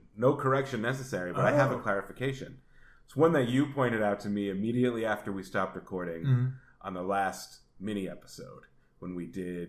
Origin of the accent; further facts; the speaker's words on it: East Coast, United States; now in West Coast, United States; I'm from the East Coast and I live on the West Coast